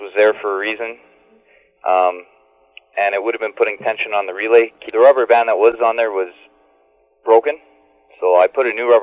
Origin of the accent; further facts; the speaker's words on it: Canada; I'm from Canada.